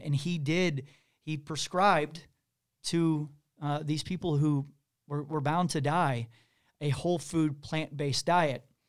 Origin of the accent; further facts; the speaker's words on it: Kansas City, Missouri, United States; I'm from Missouri, I'm from Kansas City.